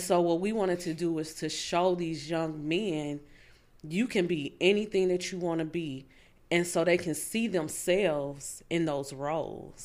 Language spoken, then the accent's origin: English; Fort Wayne, Indiana, United States; also born or lived in Tennessee; now in Indianapolis, United States; I'm from Fort Wayne, Indiana.